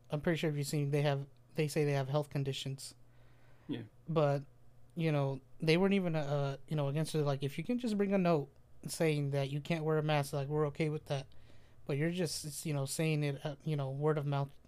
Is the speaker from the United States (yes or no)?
no; Jalisco, Mexico; moved away